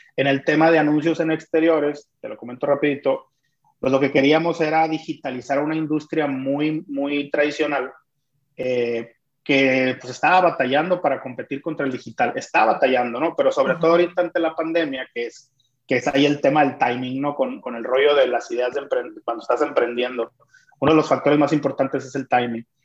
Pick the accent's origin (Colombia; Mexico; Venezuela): Mexico; Culiacán, Sinaloa; soy de Culiacán